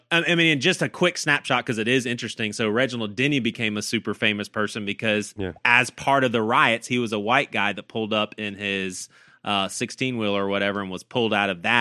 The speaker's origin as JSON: {"language": "English", "region": "the South", "country": "United States", "tie": "born or raised there", "said": "as a 15 year old kid, I was growing up in the South"}